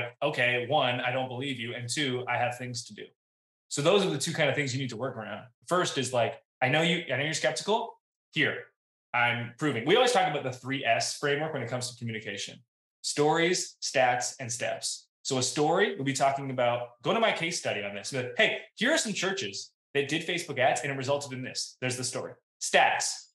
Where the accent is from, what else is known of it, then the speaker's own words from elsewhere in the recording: Canada; I'm Canadian.